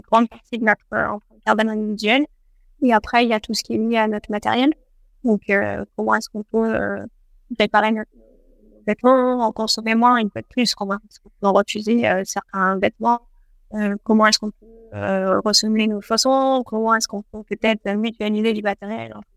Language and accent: French; France; chez nous, en France